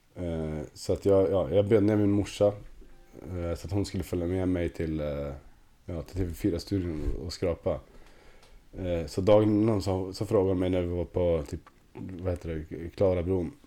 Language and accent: Swedish; Östersund, Jämtland, Sweden; jag är från Torvalla, gillar Torvalla